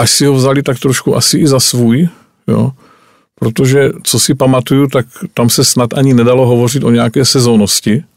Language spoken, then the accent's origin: Czech; Jeseník region, Olomouc Region, Czechia; můj rodný kraj, Jesenicko